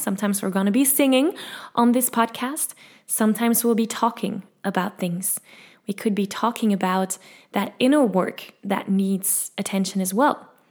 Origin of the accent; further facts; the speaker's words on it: Belgium; English is a second language; I'm from Belgium. I speak Dutch and French and as you can hear, a little bit of English